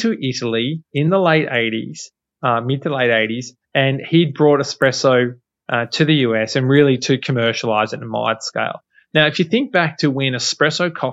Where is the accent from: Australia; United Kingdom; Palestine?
Australia; moved away as an adult; now in United States; I'm Aussie